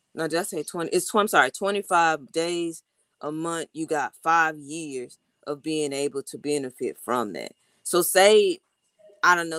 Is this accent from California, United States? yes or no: no; Texas, United States; moved away; I'm from Texas